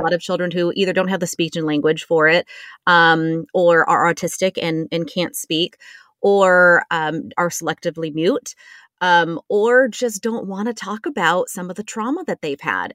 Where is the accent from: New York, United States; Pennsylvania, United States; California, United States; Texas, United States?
California, United States; San Diego; growing up in San Diego